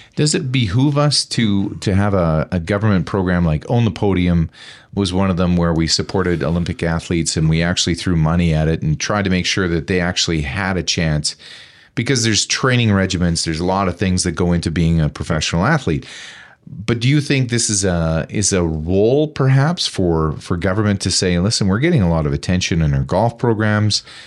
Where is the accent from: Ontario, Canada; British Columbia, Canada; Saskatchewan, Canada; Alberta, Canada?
Alberta, Canada; Taber; moved away; I grew up in Tabor, Alberta, where we had our own municipal police force.